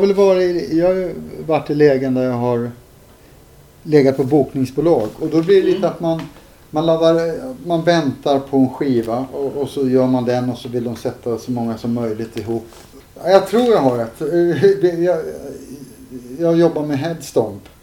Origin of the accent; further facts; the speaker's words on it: Stockholm, Stockholm County, Sweden; also born or lived in Södertälje; jag växte upp först på Upplandsgatan, sen bodde vi i Farsta